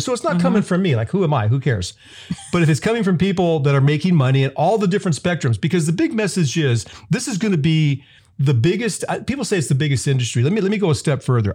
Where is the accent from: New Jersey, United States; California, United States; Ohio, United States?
California, United States; Southern; I'm from Southern California. I grew up eating street tacos